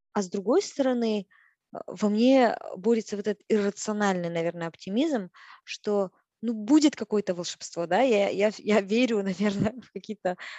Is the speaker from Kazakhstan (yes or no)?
yes; Kazakhstan; moved away as an adult; я казашка, я навсегда буду казашкой традиционной, той самой девочкой из деревни, той самой, да, казашкой, которая выросла вот именно в такой казахской семье